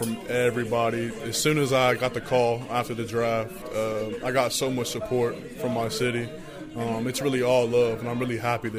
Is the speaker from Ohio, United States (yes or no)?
yes; Cincinnati, Ohio, United States; I'm from Cincinnati